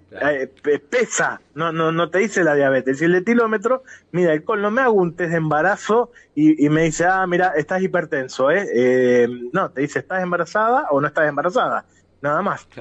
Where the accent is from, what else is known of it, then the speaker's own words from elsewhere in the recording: Rosario, Santa Fe, Argentina; como rosarino